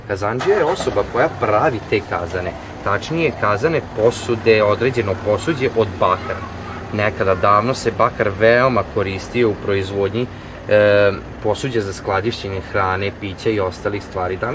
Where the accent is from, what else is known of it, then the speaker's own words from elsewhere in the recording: Novi Sad, Vojvodina, Serbia; kod nas u Novom Sadu